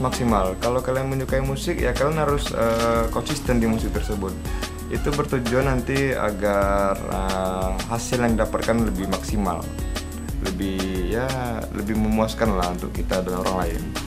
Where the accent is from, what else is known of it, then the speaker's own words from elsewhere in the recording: Rengat, Riau, Indonesia; asal saya dari dari apa ya dari Indragiri Hulu